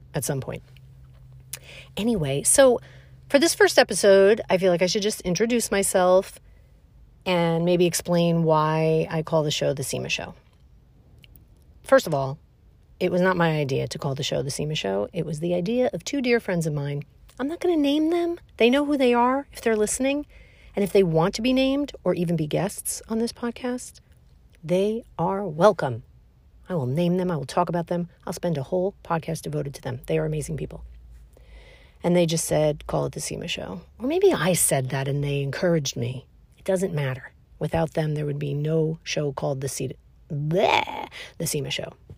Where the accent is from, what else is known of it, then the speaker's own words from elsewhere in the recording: New York City, New York, United States; I was born and raised in Brooklyn, New York